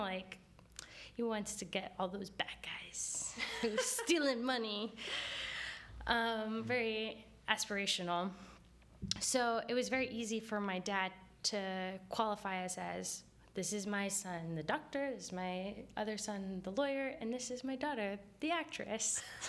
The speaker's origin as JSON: {"language": "English", "town": "Jersey City", "region": "New Jersey", "country": "United States", "said": "Like, I was from Jersey City. It's like, what?"}